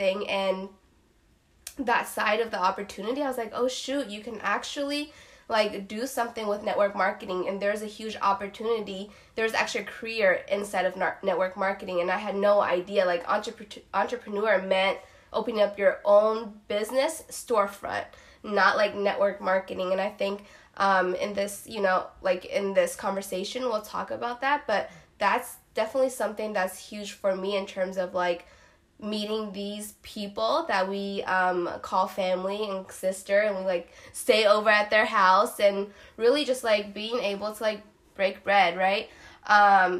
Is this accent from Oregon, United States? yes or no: no; Iowa, United States; moved away; also born or lived in Dallas; I'm actually originally from Iowa